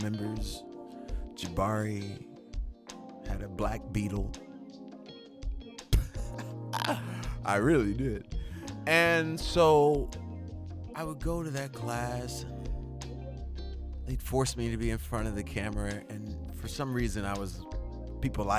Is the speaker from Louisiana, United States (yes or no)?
yes; Shreveport, Louisiana, United States; I grew up in Louisiana, Shreveport